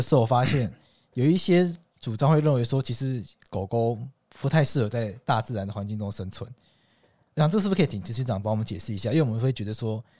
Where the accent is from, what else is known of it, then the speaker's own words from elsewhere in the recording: Taitung, Taitung County, Taiwan; 因为像我们老家在台东嘛，